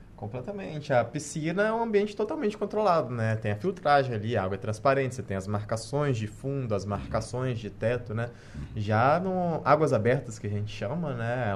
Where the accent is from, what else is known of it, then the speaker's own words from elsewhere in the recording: Minas Gerais, Brazil; Eu sou natural de Minas Gerais